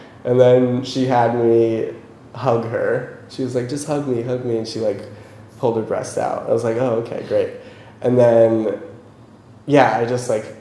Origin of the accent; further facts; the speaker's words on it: United States; I'm like American